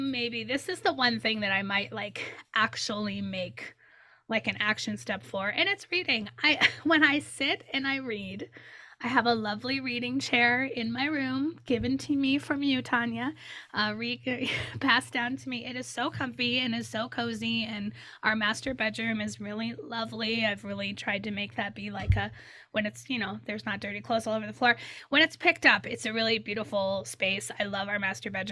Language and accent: English; Midwest, United States; moved away; My husband and I are big into Euchre, the card game Euchre, because we're from the Midwest.